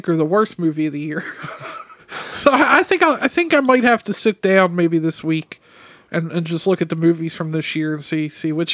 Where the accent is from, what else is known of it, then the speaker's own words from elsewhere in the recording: United States; I'm that American